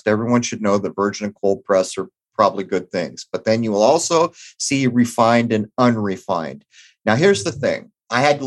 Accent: San Diego, California, United States; where I grew up in East County, San Diego

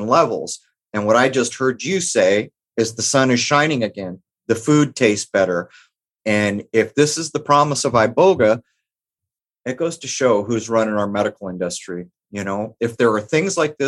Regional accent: San Diego, California, United States; where I grew up in San Diego, and the time that I grew up in East County

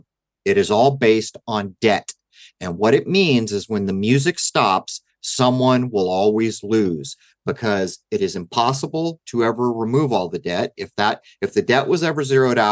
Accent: United States; I'm an American

